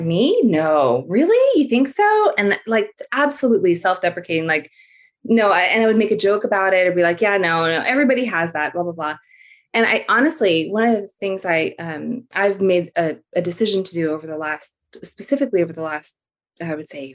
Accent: Philippines; now in United States; I grew up in the Philippines and I'm an immigrant to the US.

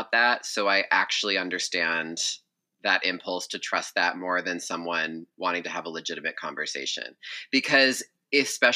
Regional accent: Massachusetts, United States; I'm from Massachusetts

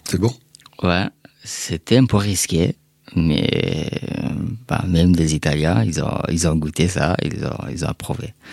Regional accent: Afghanistan; now in France; Quand j'ai quitté l'Afghanistan, et bah, j'étais un réfugié.

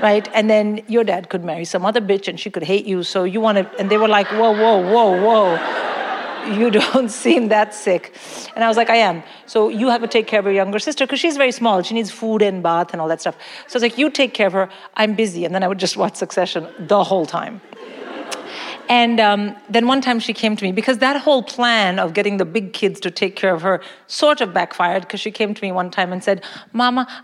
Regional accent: India; moved away as an adult; now in London, United Kingdom; I grew up in India. I came here to work.

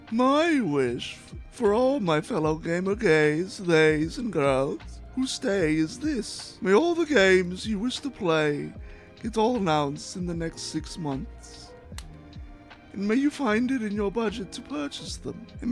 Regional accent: St. Louis, Missouri, United States; my hometown of St. Louis

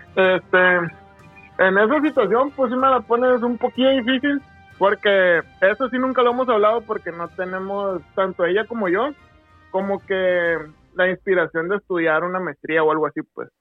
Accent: Guasave, Sinaloa, Mexico; moved away as an adult; now in Culiacán, Mexico; Yo soy de, de Guasave, yo estoy aquí y me vine a trabajar acá

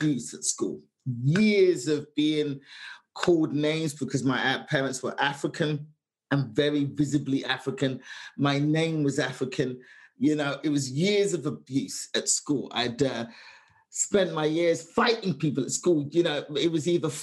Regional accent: London, United Kingdom; moved away; 25 years of my life, just growing up in London, England in the 70s

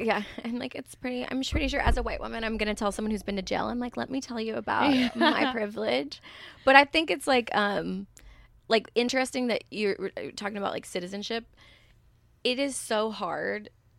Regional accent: Southern United States, United States; And I'm from the South, where it's like my mom had a degree, and we were still on the poverty line because she was in newspapers.

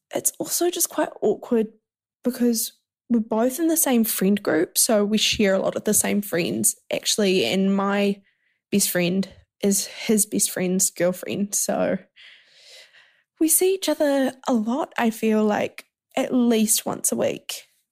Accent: New Zealand; I'm from New Zealand

